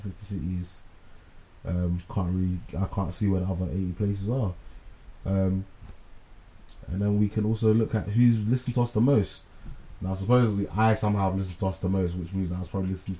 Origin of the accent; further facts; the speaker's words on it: Ghana; now in London, United Kingdom; from my home country, Ghana